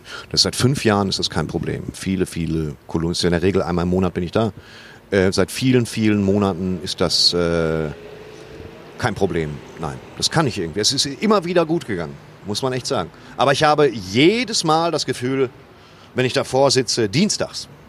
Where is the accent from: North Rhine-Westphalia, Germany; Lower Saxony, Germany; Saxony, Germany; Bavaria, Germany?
North Rhine-Westphalia, Germany; Waltrop; also born or lived in Dortmund / Soest; meine Heimatstadt